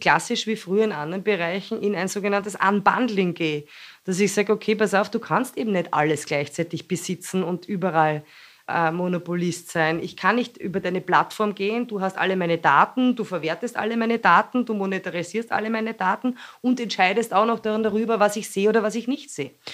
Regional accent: Austria; bei uns in Österreich

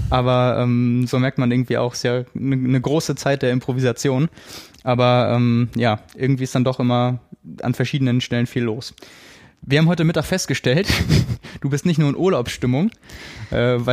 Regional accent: Bremen, Germany; Ich bin Bremer

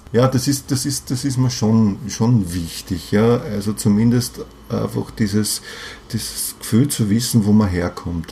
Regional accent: Vienna, Austria; Ich bin Wiener, ja, ich mhm. bin einfach, ich bin hier verwurzelt und ich bin im 15. Bezirk verwurzelt, mhm. ja. Ich, ich lebe in dem Haus, wo ich aufgewachsen bin

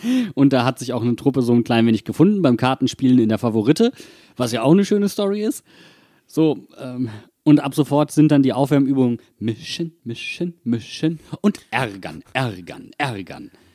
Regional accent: Wuppertal, North Rhine-Westphalia, Germany; now in Mainz, Germany; in meiner Heimatstadt

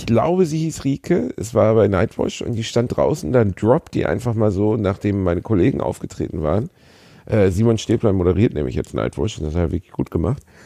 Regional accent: Gelsenkirchen, North Rhine-Westphalia, Germany; Ich bin in Gelsenkirchen aufgewachsen.

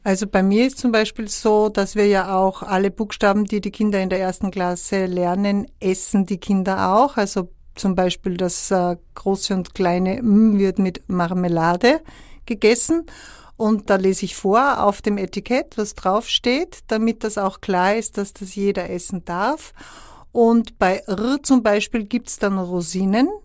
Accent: Upper Austria, Austria; auch auf Oberösterreichisch, wo ich herkomme

